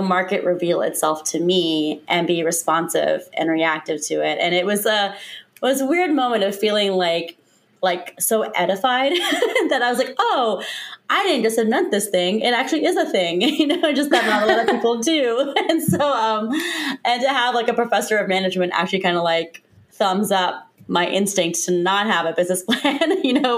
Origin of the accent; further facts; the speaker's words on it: Lima, Ohio, United States; moved away as an adult; also born or lived in Cincinnati, Ohio / New York City / Chicago / Washington, D.C.; now in Seattle, United States; I'm from Lima